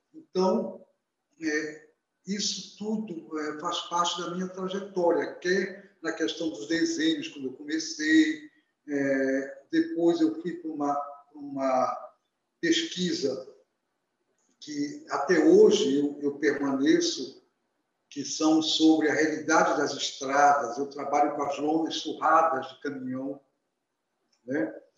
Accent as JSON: {"language": "Portuguese", "town": "Belém", "region": "Pará", "country": "Brazil", "tie": "born or raised there", "also_born_or_lived": "Vigia de Nazaré", "said": "eu nasci em Belém, mas a, o meu pai é uma família que nasceu na, no Nordeste paraense, é, na zona do Salgado, na cidade chamada Vigia de Nazaré, onde a minha também adolesc infância, adolescência"}